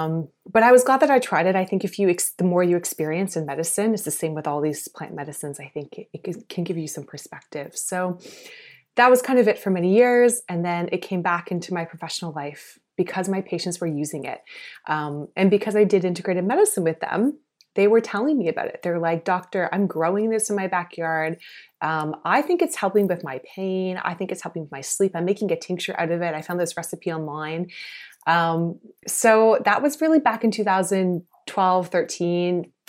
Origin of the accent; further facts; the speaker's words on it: South Carolina, United States; now in Canada; I grew up in the States, actually, not in Canada. And I grew up in South Carolina. So quite conservative area.